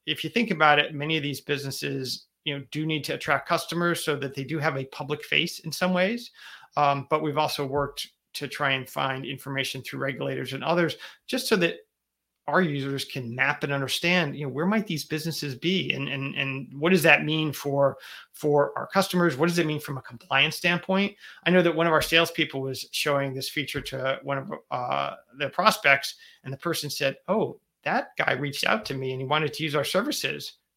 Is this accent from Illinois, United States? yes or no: no; Connecticut, United States; here in my home state of Connecticut